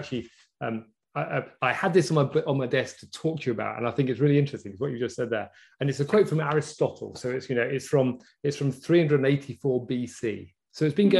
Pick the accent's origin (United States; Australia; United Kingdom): United Kingdom; England; as an English person